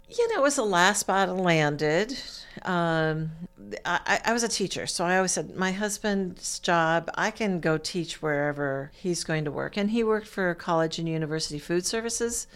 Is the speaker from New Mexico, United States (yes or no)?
no; Stockton, California, United States; moved away as an adult; also born or lived in Monterey Bay area, California / Maine / Iowa; now in Muncie, United States; I was, uh, born and raised in California. I'm a California girl